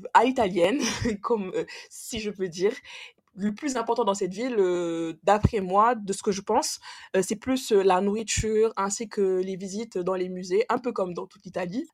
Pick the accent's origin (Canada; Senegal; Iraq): Senegal; now in France; je suis originaire du Sénégal aussi, je suis sénégalaise et je vis en France